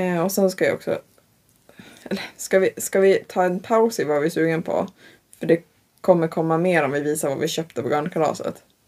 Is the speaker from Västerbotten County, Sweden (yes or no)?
yes; Tavelsjö, Västerbotten County, Sweden; jag är ju typ från Taversjö